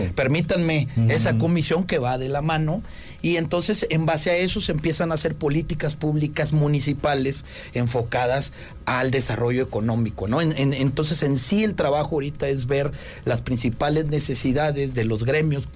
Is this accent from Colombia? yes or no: no; Tamaulipas, Mexico; moved away as an adult; now in Querétaro, Mexico; yo soy de Tamaulipas